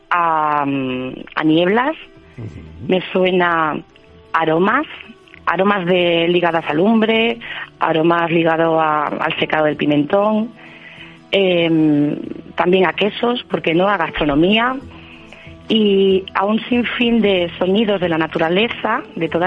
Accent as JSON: {"language": "Spanish", "town": "Cáceres", "region": "Extremadura", "country": "Spain", "said": "Pues sí, eh, yo que, me, que soy cacereña, pues me considero una afortunada."}